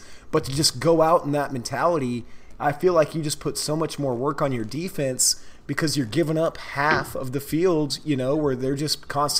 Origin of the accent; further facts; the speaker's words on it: Texas, United States; Like, that's a Northeastern thing, and I'm from Texas.